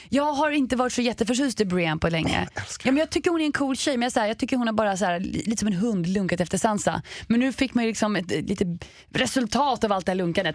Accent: Sweden; vi svenskar

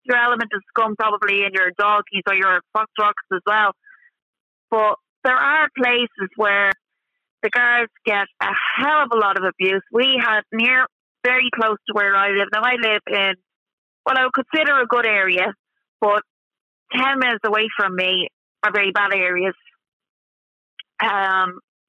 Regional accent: Ashbourne, North Dublin, Leinster, Ireland; I'm from North Dublin myself. I know the whole of North Dublin, like the back of my hand. I grew up in Ashburn.

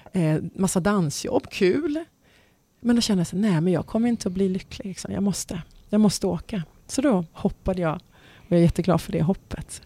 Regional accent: Stockholm, Stockholm County, Sweden; also born or lived in Dubai, United Arab Emirates; jag hade ju växt upp med själva … där hemma på Enskede.

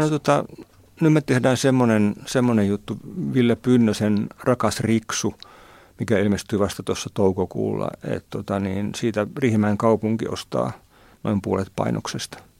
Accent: Nivala / Haapajärvi area, North Ostrobothnia, Finland; mun kavereitten lehti siellä meillä, meillä päin Nivalan Haavajärven kulmilla

